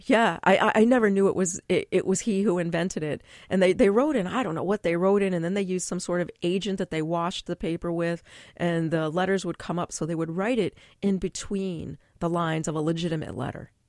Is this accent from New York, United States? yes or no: yes; Binghamton, New York, United States; now in New York City, United States; I grew up upstate in Binghamton, New York.